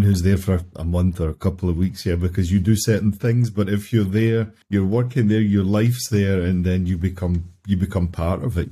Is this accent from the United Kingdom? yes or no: yes; Glasgow, Scotland, United Kingdom; my hometown